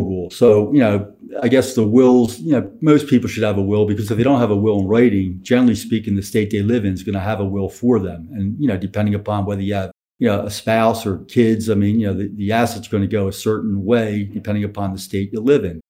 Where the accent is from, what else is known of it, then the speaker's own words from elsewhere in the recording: Philadelphia, Pennsylvania, United States; I'm from Philadelphia